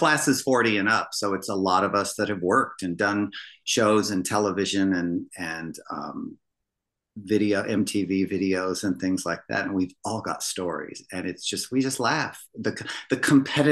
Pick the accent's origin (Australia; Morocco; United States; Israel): United States; Midwest; where I grew up in the Midwest